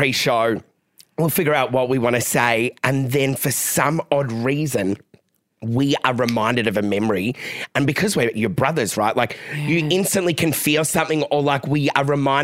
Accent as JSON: {"language": "English", "town": "Melbourne", "region": "Victoria", "country": "Australia", "tie": "born or raised there", "said": "growing up in Mill Park in the area I grew up in, it was really rough."}